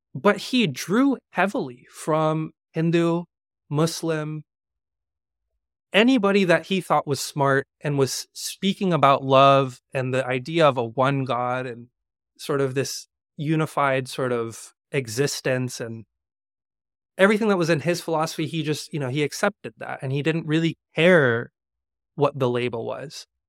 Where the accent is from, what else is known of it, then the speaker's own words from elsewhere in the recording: Georgia, United States; now in New York, United States; I grew up in Georgia, in the South